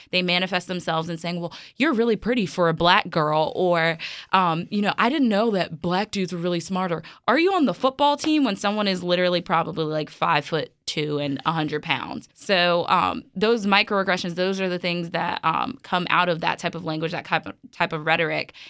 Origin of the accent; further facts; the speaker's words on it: New York City, New York, United States; moved away; I grew up in Brooklyn, actually.